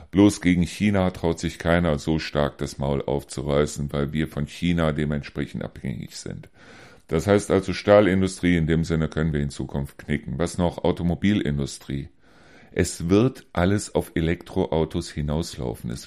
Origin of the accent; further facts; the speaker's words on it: Germany; Weil wo sind wir als Deutsche denn noch meisterlich?